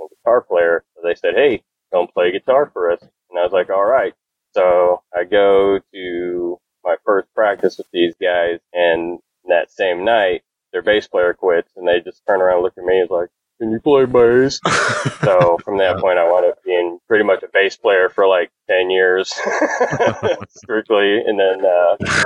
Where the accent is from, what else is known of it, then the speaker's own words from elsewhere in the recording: New Bloomfield, Missouri, United States; We grew up in a little town called New Bloomfield, a few minutes on the other side of the river from Jefferson City.